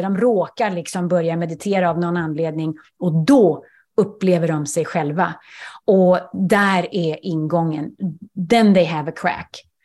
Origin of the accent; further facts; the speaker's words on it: Sweden; first language Swedish; moved away; jag är svensk